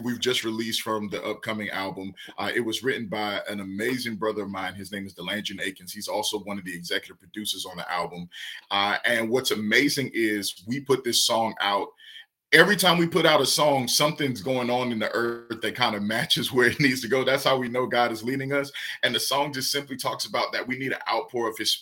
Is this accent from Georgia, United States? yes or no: yes; Savannah, Georgia, United States; I'm from Savannah, Georgia, and there was this street called Whitaker Street where the pastor I grew up under